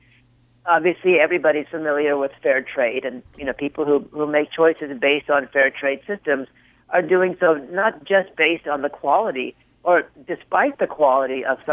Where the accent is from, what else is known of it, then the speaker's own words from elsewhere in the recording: California, United States; moved away as an adult; now in New York, United States; I grew up in California, a child of an agricultural